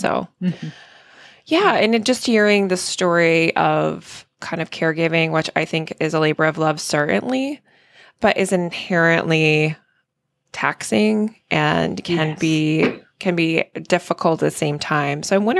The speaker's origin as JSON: {"language": "English", "town": "Washington", "region": "District of Columbia", "country": "United States", "tie": "born or raised there", "moved": "yes", "lives_now": "Maine, United States", "said": "living in Maine, growing up in the DC metro a little bit."}